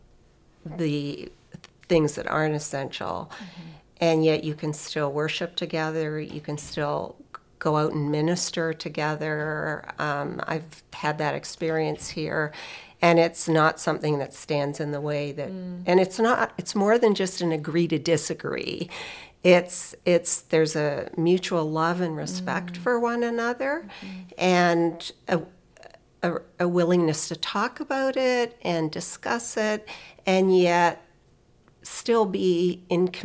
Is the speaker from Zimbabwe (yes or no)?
no; Canada; moved away; I was raised Anglican in Canada